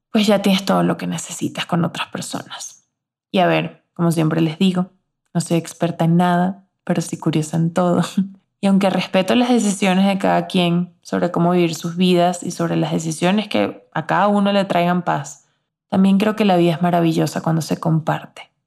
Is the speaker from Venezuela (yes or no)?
yes; Barquisimeto, Lara, Venezuela; moved away as an adult; also born or lived in Caracas / Spain; now in Mexico; De mis amigas con las que crecí en Barquisimeto, en mi ciudad natal